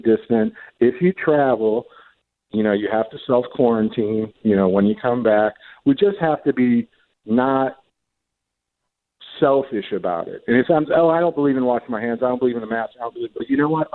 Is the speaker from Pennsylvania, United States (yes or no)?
no; St. Louis, Missouri, United States; I'm from St. Louis. I love St. Louis.